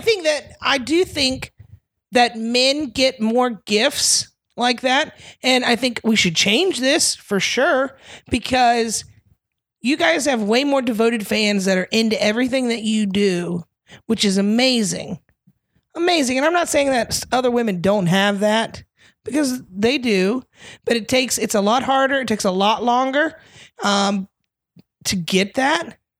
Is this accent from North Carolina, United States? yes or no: yes; North Carolina, United States; also born or lived in Florida; moved to North Carolina, grew up mostly there